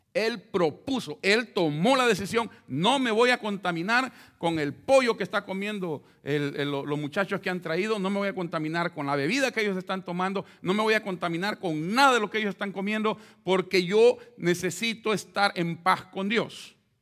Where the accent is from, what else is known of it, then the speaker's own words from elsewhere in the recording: El Salvador; moved away; como los centroamericanos que pasamos por México.